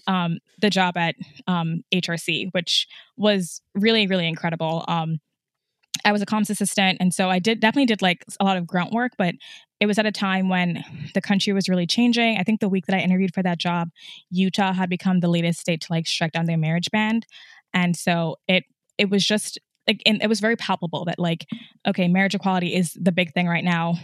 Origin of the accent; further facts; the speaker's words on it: Trinidad & Tobago; moved away as an adult; also born or lived in upstate New York, United States; I was born in upstate New York, but I actually grew up in Trinidad, so I'm from the Caribbean, and my parents still live there. I left when I was seventeen